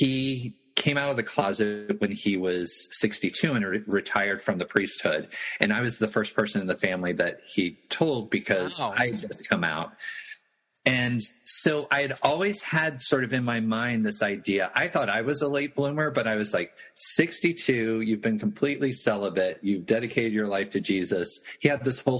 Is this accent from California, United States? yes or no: no; Atlanta, Georgia, United States; moved away as an adult; also born or lived in North Carolina / Los Angeles; now in New York, United States; I was born and raised in Atlanta